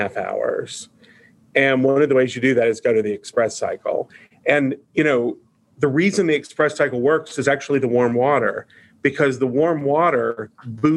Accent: Eastern Kentucky, United States; I grew up in Eastern Kentucky

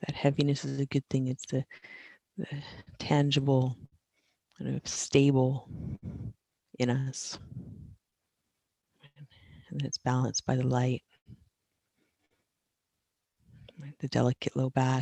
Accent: East Coast, United States; moved away; I'm from the East Coast

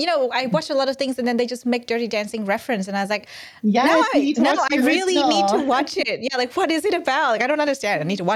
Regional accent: Vietnam; English is a second language; now in Australia; where I'm from Vietnam, and we really honestly did not have much sex ed either. It's a new thing for me. So when I moved to Australia, I was like, wow, it's so interesting.

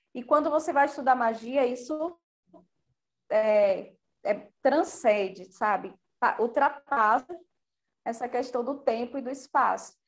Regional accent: Bahia, Brazil; eu sou baiana e eu queria entender essa ancestralidade

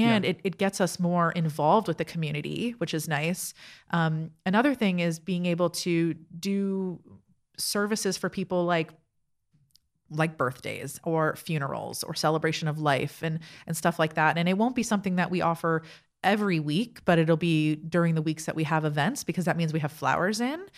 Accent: South Florida, United States; moved away as an adult; also born or lived in Toronto / New York; now in Easton, United States; South Florida. I am from, uh, Miami and Fort Lauderdale area

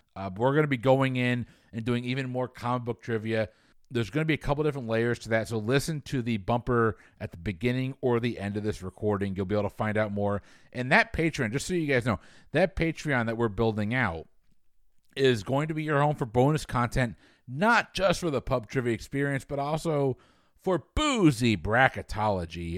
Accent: New England, United States; I'm from New England

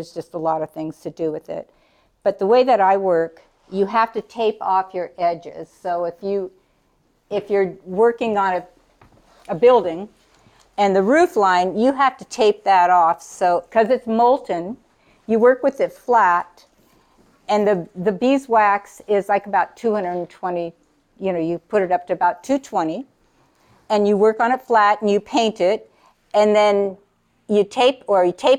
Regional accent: Kodiak, Alaska, United States; I'm from Kodiak. And I was raised in Kodiak and lived in Kodiak most of my life

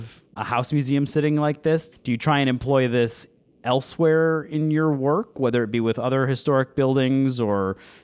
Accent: Buffalo, New York, United States; I'm a Yankee. I was born in Buffalo, New York, and grew up there

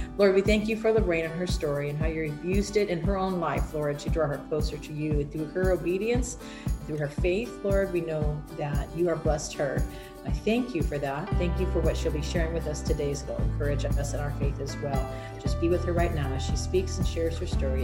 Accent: New Jersey, United States; I grew up in New Jersey in an Italian Catholic family

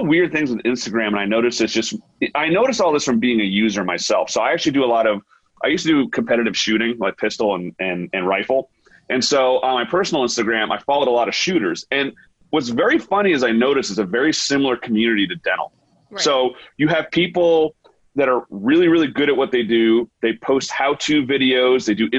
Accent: United States; I'm like, because like, you know, I'm an American dentist. We don't use, we don't use microscopes.

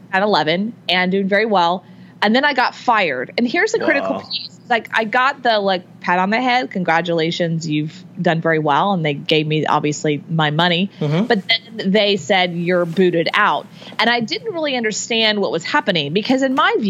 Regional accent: Houston, Texas, United States; I grew up in Texas, in Houston, Texas

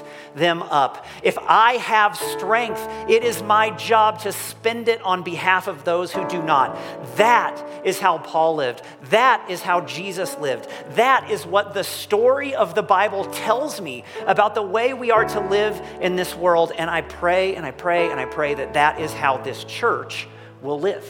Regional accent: United States; I'm American

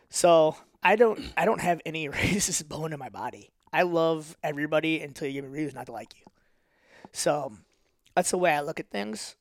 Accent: St. Louis, Missouri, United States; accent: North County; also born or lived in Wentzville / Ferguson / Florissant; I always have my North County accent

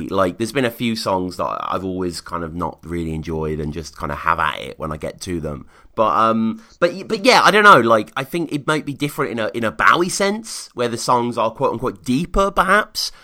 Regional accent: United Kingdom; moved away; as a Brit

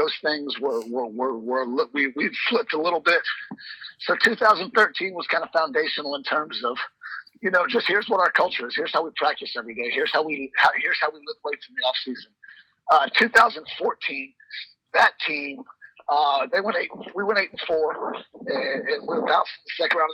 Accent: Gwinnett County, Georgia, United States; I grew up in Gwinnett

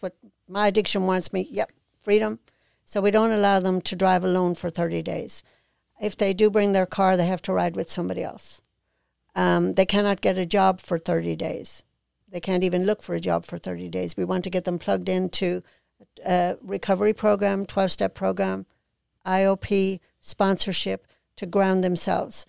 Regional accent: Ireland; now in Mississippi, United States; I'm from Ireland

